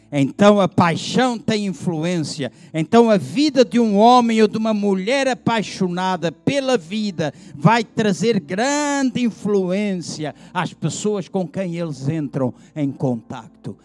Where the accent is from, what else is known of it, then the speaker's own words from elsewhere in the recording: Angola; Eu nasci em Angola